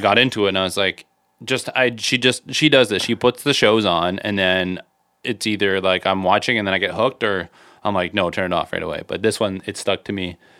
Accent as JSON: {"language": "English", "country": "Canada", "said": "we're from Canada"}